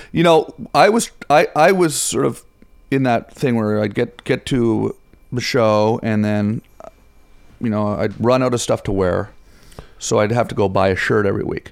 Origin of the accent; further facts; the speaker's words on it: Ottawa, Ontario, Canada; moved away; I'm from Ottawa.